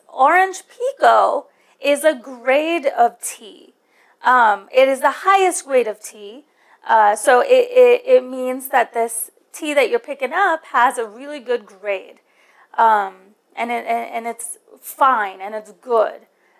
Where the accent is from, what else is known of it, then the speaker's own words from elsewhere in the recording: India; Now, I'm from India, so I like my chai.